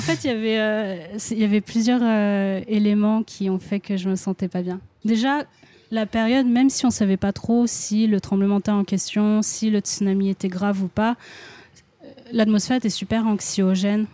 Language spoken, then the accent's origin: French; Lyon, Auvergne-Rhône-Alpes, France; moved away as an adult; also born or lived in London; now in Japan; je suis de Lyon